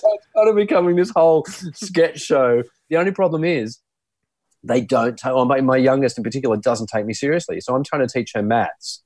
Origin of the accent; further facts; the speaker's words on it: Sydney, New South Wales, Australia; I grew up in the in the Sutherland Shire, a place called Loftus in Sydney